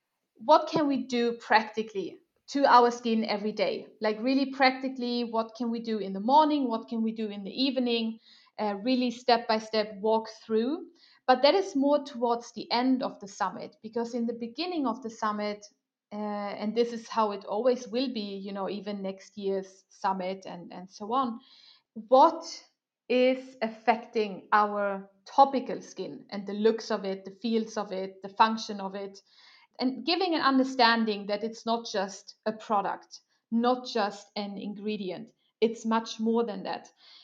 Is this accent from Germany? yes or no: yes; Germany; born there; English is a second language; also born or lived in Sweden; You know, I will do the same for my home country. I know I'm born in Germany, but whatever. I feel Swedish.